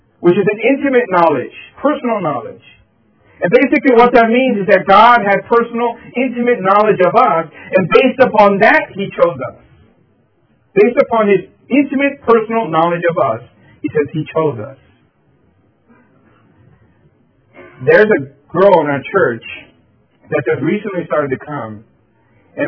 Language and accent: English; Philadelphia, Pennsylvania, United States; back in elementary school, I was growing up in Philadelphia